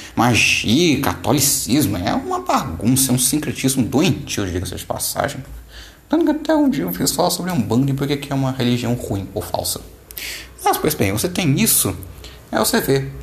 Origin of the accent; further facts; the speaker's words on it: Minas Gerais, Brazil; eu sou mineiro também